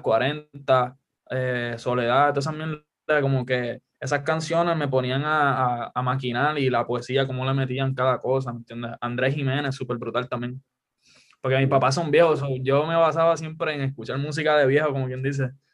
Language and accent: Spanish; Guaynabo, Puerto Rico; also born or lived in Caguas; yo digo que soy de Cagua porque estoy bien pegado, pero en realidad es Guaynabo